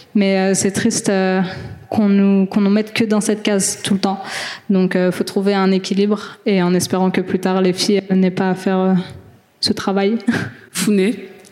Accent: France; en tant que Française algérienne

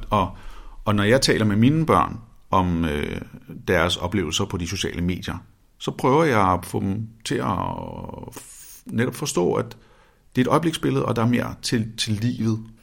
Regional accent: Copenhagen, Capital Region of Denmark, Denmark; Vesterbro, hvor jeg voksede op i København

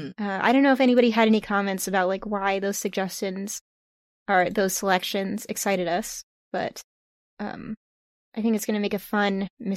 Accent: New England, United States; I'm from New England, and so that's where my touchstones are.

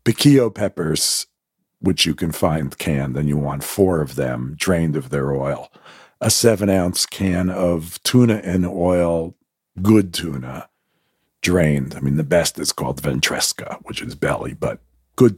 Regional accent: United States; I grew up as an American Jew

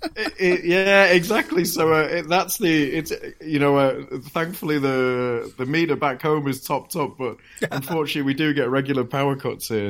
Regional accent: Manchester, North West England, United Kingdom; I grew up in Manchester

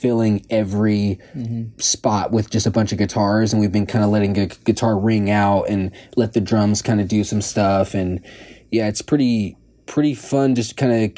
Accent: St. Joseph, United States; growing up in St. Joe

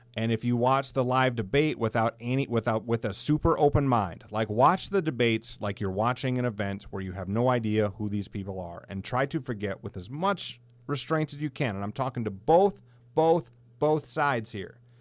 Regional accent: Alcester, South Dakota, United States; I grew up in a sleepy little town of Elcester, South Dakota, right along the Sioux River in Union County

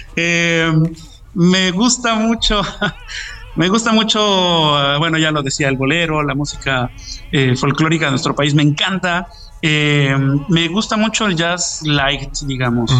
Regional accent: Mexico; de todos nosotros como mexicanos, nuestra música es, una parte de, nuestro ser y de nuestra cultura

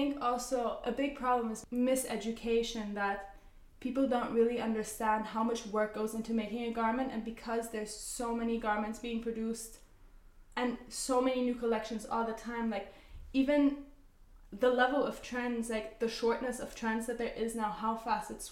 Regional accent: Zurich, Switzerland; moved away; the life that we have in Switzerland, we grew up in Zurich

